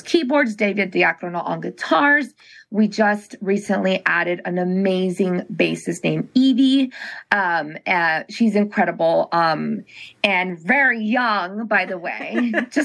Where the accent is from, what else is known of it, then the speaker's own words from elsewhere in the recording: Cochabamba, Bolivia; now in Fort Lauderdale, United States; We're from Bolivia, Cochabamba, Bolivia